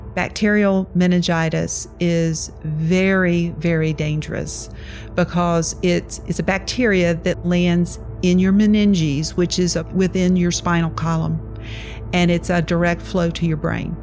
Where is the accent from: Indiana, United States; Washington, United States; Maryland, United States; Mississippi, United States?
Mississippi, United States; Laurel; now in Richmond, United States; I was born in Laurel, Mississippi